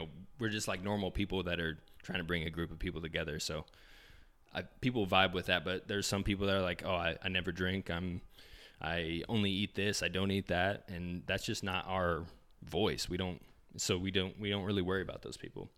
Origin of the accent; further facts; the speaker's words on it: Indianapolis, Indiana, United States; we want all roads to come back to Indianapolis, um, just 'cause we're from here